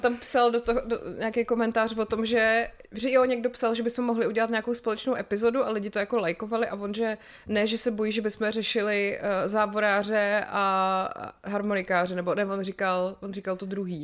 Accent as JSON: {"language": "Czech", "town": "České Budějovice", "region": "South Bohemian Region", "country": "Czechia", "tie": "born or raised there", "said": "jsem z Budějc, tak jsem tam vyrůstala"}